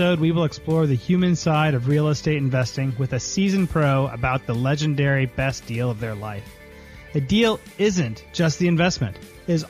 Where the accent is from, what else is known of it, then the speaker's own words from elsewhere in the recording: Houston, Texas, United States; I was actually raised in Houston, Northwest